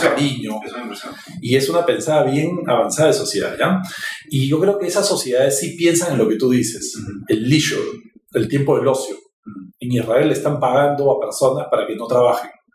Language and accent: Spanish; Peru; Los peruanos somos súper creativos